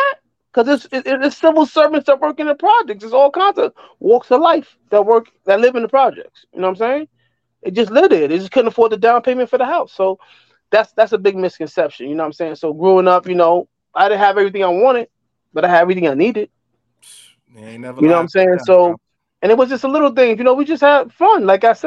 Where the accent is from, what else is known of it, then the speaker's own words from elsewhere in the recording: New York City, New York, United States; we're originally from West Bronx, like Davidson Avenue, 174th and Davidson. Well, my father caught the job and we moved uptown